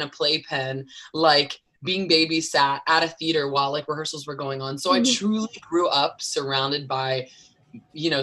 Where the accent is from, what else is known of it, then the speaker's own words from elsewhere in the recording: Wilmington, North Carolina, United States; my hometown where I grew up here in Wilmington, North Carolina.